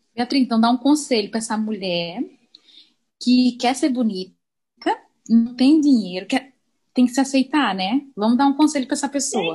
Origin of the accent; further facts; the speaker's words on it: Maranhão, Brazil; now in Santa Catarina, Brazil; Mas eu também sou do Maranhão